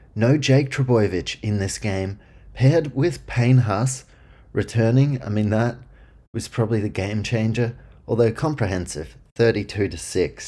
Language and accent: English; New Zealand; I'm from New Zealand